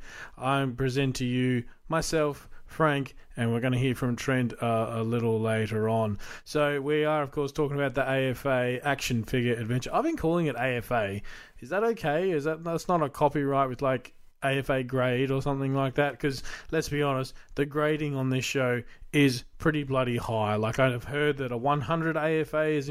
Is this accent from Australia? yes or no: yes; Australia; as an Australian collector